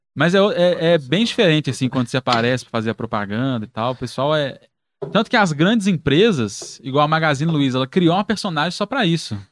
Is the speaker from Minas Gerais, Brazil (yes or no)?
yes; Belo Horizonte, Minas Gerais, Brazil; eu sou do Teixeira Dias, né? Moro no Teixeira Dias, no Barreiro